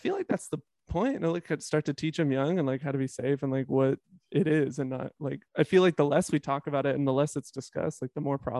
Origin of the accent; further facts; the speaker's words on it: Las Vegas, Nevada, United States; moved away; also born or lived in Portland; Growing up in Vegas, I hated the wind.